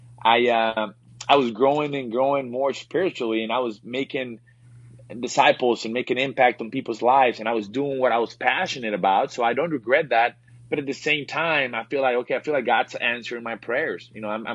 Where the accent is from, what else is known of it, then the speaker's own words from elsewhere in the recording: Reynosa, Tamaulipas, Mexico; moved away; I grew up, born and raised in Mexico, small town in, Reynosa, Mexico, a border town.